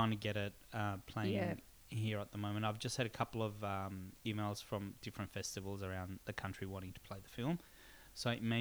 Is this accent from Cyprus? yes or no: yes; Cyprus; I grew up in Cyprus